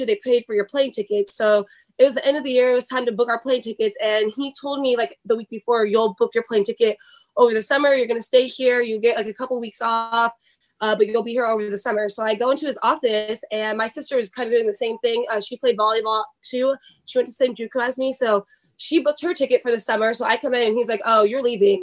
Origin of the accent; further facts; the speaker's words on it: Sacramento, California, United States; moved away as an adult; also born or lived in Wyoming / Indiana; I grew up in Sacramento, California